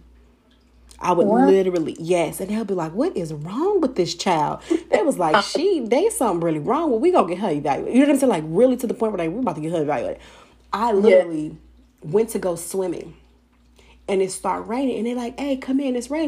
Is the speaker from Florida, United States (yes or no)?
no; California, United States; I was born and raised in California